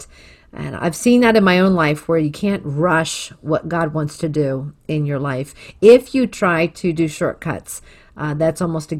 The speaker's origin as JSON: {"language": "English", "town": "Philadelphia", "region": "Pennsylvania", "country": "United States", "tie": "born or raised there", "moved": "yes", "said": "growing up in Northeast Philadelphia and the heat of living up there in our row house"}